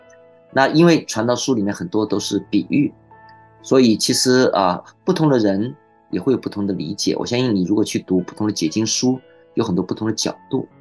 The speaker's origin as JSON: {"language": "Chinese", "country": "China", "said": "所以，我们中国人有句呃很有智慧的话，叫做“天有不测风云，人有旦夕祸福”。"}